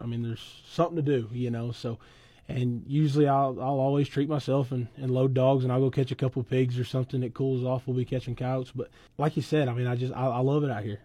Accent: Weatherford, Oklahoma, United States; also born or lived in Thomas, Oklahoma; I've always lived out there, you know, right out here northwest of town of Weatherford, kinda in between Thomas and Weatherford

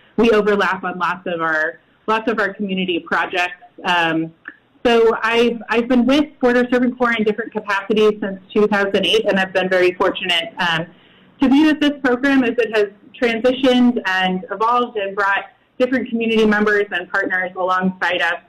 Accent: Midwest, United States; moved away as an adult; also born or lived in El Paso, Texas; now in Las Cruces, United States; I'm originally from the Midwest

